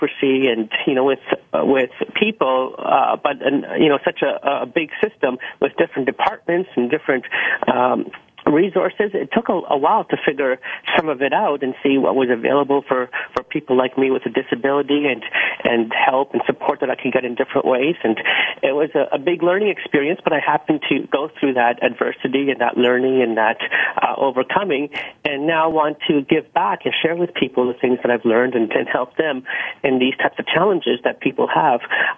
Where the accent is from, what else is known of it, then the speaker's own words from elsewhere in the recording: Pakistan; now in Canada; I was born in Pakistan with Pakistani parents in poverty. We didn't have any running water or electricity, so it was very challenging to say the least. And when we came to Canada, we were on the welfare system